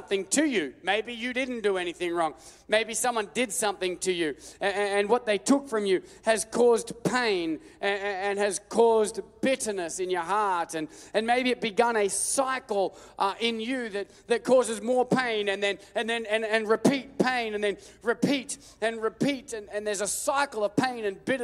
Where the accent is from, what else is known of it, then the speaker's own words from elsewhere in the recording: Australia; I'm Australian